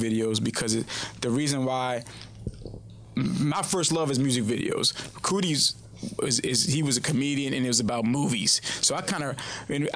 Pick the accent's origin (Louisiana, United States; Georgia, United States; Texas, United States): Louisiana, United States; New Orleans; I'm from Third Ward, New Orleans. I'm from a crazy area in New Orleans. But my mother and them sent me to a private school